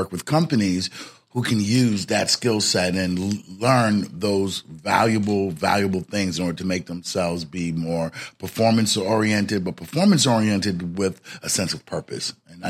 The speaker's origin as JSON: {"language": "English", "region": "New York", "country": "United States", "tie": "born or raised there", "said": "I grew up in the Bronx, New York."}